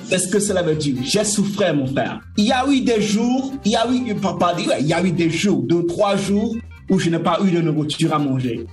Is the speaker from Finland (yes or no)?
no; Lomé, Maritime, Togo; moved away as an adult; je suis, né à Lomé, à la mhm. capitale, mais comme a les quartiers. Et j'ai grandi dans une maison toute petite